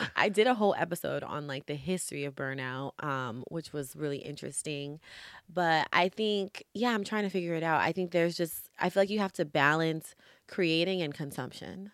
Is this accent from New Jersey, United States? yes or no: no; New York City, New York, United States; now in Los Angeles, United States; I'm originally from New York, hence my social media handle names are